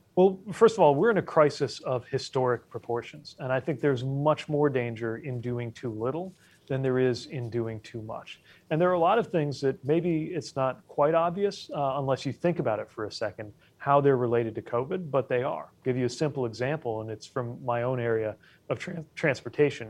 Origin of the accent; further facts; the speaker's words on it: Indiana, United States; moved away; back home in Indiana